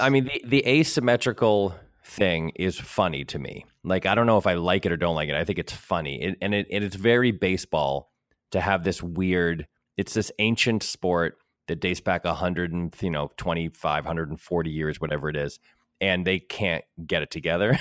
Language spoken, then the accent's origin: English; New England, United States; now in Los Angeles, United States; growing up in New England